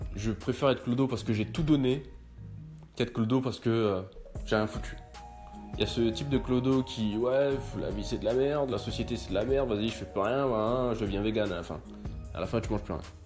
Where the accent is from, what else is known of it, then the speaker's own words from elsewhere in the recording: France; pour moi en tant que Français